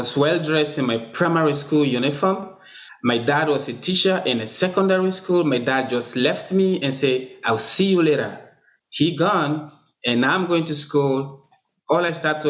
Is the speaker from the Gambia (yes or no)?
yes; Gambia; also born or lived in Sierra Leone; now in Fredericton, Canada; Gambia is where I actually grew up and get matured, because I spent a long time there when I moved from Sierra Leone as a refugee